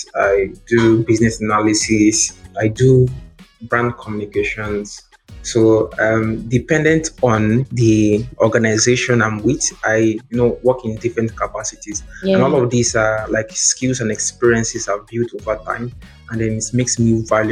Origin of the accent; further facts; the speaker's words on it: Ogbia, Bayelsa, Nigeria; I'm from Ogbia local government here.